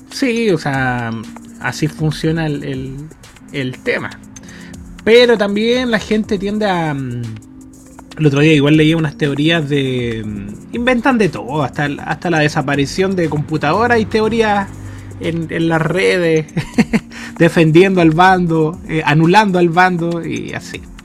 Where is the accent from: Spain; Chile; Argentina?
Chile; yo nací en Chile